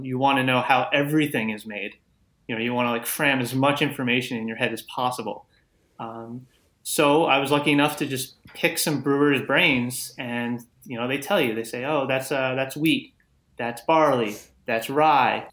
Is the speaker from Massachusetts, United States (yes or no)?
no; Long Island, New York, United States; I grew up on Long Island